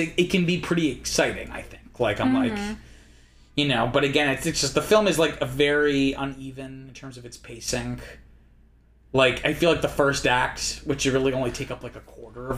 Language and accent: English; Rhode Island, United States; I like fried calamari or clam chowder because I'm from Rhode Island